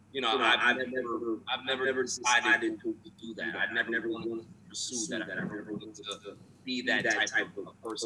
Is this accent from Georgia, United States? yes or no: no; New York City, New York, United States; also born or lived in Brooklyn, New York; now in Long Island, United States; I've been in Queens when I was five